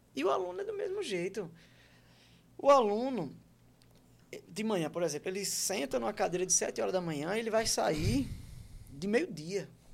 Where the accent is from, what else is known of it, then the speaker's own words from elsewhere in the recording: Maceió, Alagoas, Brazil; moved away as an adult; also born or lived in Santos, São Paulo / Penedo, Alagoas / João Pessoa, Paraíba; E com cinco anos de idade, mais ou menos, a gente chega em Alagoas. Penedo, Maceió, e aí eu fico em Maceió até meus 20 anos